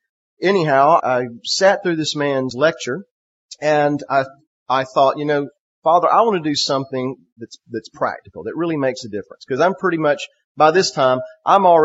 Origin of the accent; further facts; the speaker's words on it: South Georgia, United States; moved away as an adult; also born or lived in Central Florida; We were raised in Georgia, South Georgia, and we ended up in Central Florida